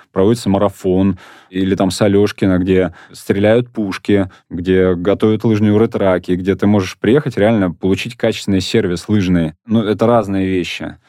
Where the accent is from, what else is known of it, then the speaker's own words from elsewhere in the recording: Moscow, Russia; я сам родился и вырос в Покровско-Стрешнево